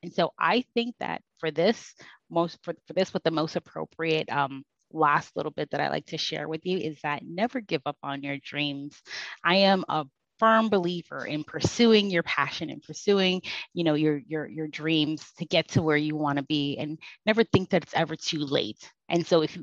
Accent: Jamaica; I'm Jamaican

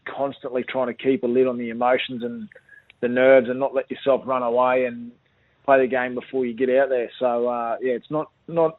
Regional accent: Roma, Toowoomba, Redcliffe, Queensland, Australia; those times back there in Roma, are just, you know, and growing up in Toowoomba, then in the Redcliffe, playing junior footy

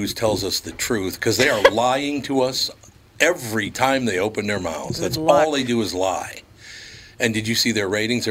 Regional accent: Minneapolis, Minnesota, United States; Well, you know, growing up in North Minneapolis, most of them were murdered.

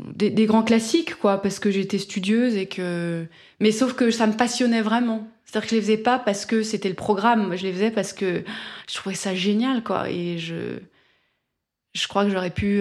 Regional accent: France; moi je suis française.

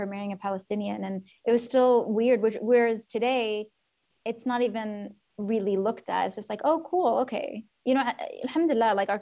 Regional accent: Yemen; now in United States; growing up in Yemen

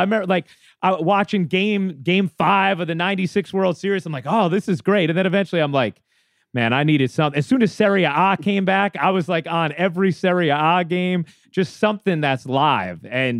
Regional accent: Boston, Massachusetts, United States; growing up in this market listening, like, you know, growing up in Boston listening

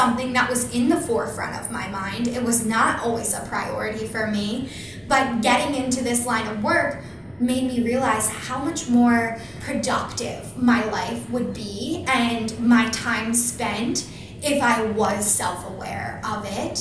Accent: Philadelphia, Pennsylvania, United States; I'm from Philly

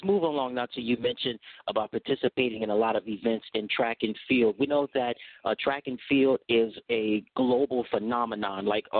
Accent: United States; me being American is like we get excited over track and field

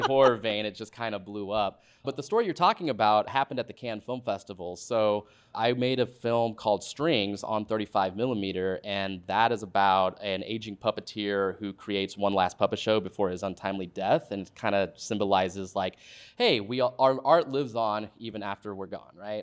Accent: Dallas, Texas, United States; moved away as an adult; now in Los Angeles, United States; I'm from, I'm from Dallas, Texas originally, and just grew up there.

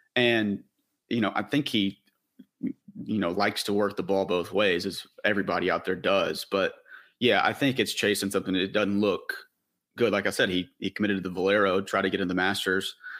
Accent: Tennessee, United States; growing up in Tennessee

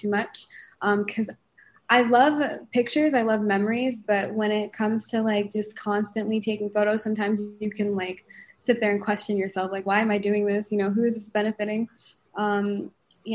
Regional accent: Connecticut, United States; moved away as an adult; also born or lived in Bronx, New York / Rowayton / Greenwich / Weston; now in Florida, United States; I'm from Connecticut. So I moved to Florida about 5 or 6 years ago now

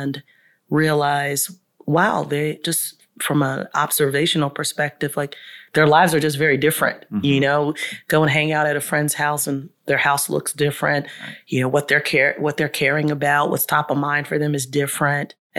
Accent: Charlotte, North Carolina, United States; we grew up in Southside and spent a little bit of time in Brook Hill, which is right across the street from Southside, subsidized housing

